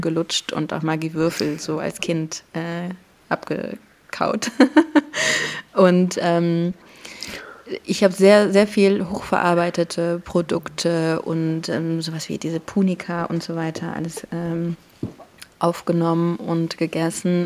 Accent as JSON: {"language": "German", "town": "Warsaw", "region": "Masovian Voivodeship", "country": "Poland", "tie": "born or raised there", "moved": "yes", "said": "ich bin ja Polin. Ich bin in, po in Warschau geboren"}